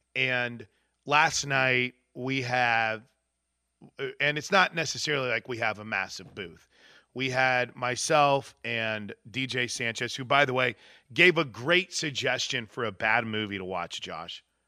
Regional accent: Wood River, United States; moved away as an adult; now in Oklahoma, United States; my hometown

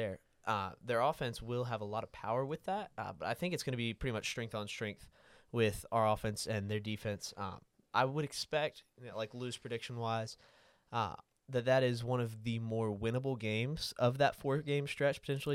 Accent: Panama City, Florida, United States; I'm from Panama City, Florida

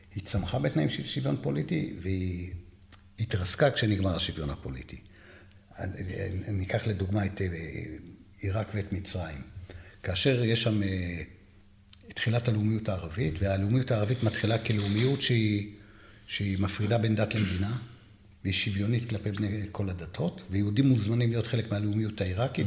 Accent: Jerusalem, Jerusalem District, Israel; אני ירושלמי

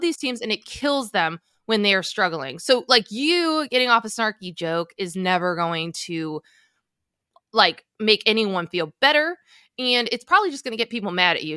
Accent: New Jersey, United States; I'm from Jersey. I'm 20 minutes from Rutgers

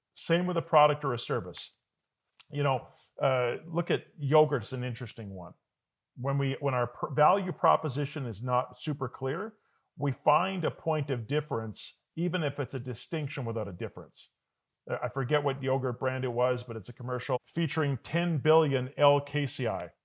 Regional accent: Calgary, Alberta, Canada; moved away; I was born in Calgary. I did move away, and I do go away for work a lot

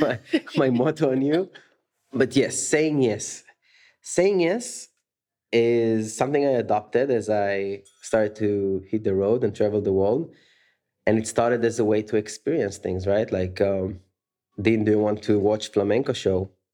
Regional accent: Tel Aviv, Tel Aviv District, Israel; moved away as an adult; also born or lived in San Francisco; born and raised in Tel Aviv, Israel, where I spent half my life

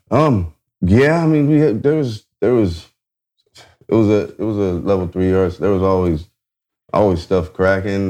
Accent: Garden Grove, California, United States; also born or lived in Anaheim, California; I was uh, born in Anaheim, California. I'm from Orange County, a uh, little bit uh, south of LA. Um, uh, grew up in Garden Grove, whole life.

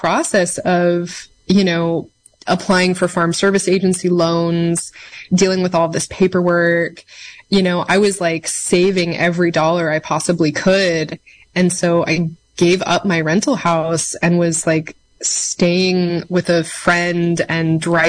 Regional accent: Mendocino Coast, California, United States; moved away as an adult; also born or lived in Portland, Oregon; I'm from the Mendocino Coast originally, but I'd left to go to college

